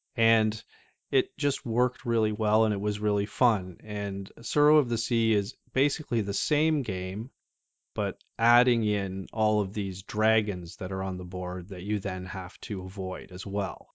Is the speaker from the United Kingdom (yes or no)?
no; Canada; just being Canadian